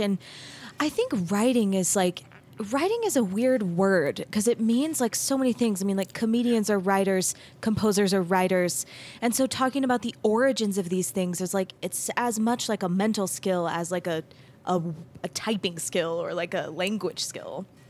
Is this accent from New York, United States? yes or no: no; Mesa, Arizona, United States; moved away as an adult; also born or lived in Denton, Texas; I grew up in Mesa, Arizona.